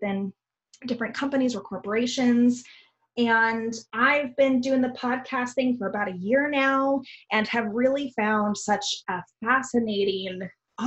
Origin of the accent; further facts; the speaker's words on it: Pacific Northwest, United States; I've been born and raised in the Pacific Northwest